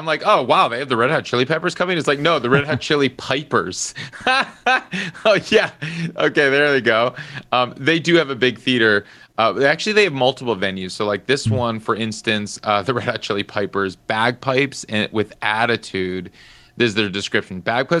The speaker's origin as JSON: {"language": "English", "town": "Madison", "region": "Wisconsin", "country": "United States", "tie": "born or raised there", "said": "I grew up in Madison, Wisconsin"}